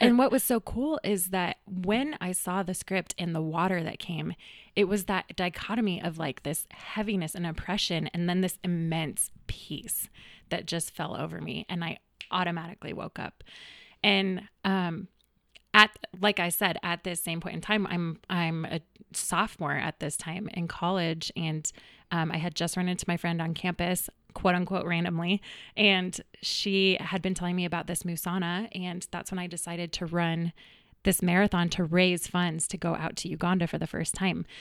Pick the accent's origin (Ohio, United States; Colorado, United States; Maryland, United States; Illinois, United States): Colorado, United States; Greenwood Village; also born or lived in Boulder, Colorado; I actually grew up in the, in the neighborhood, right down the street in Greenwood Village